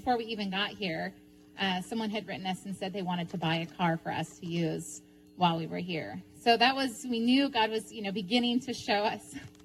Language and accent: English; United States; moved away as an adult; also born or lived in Ukraine; I'm originally from Tulip.